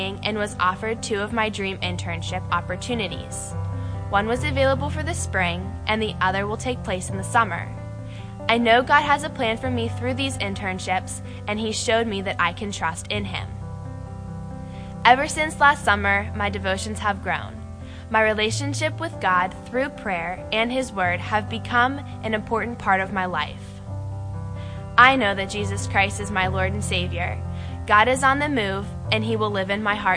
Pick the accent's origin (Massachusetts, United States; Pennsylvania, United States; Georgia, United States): Pennsylvania, United States; Monongahela; I'm from Monongahela. I grew up in a church that my family attended in the area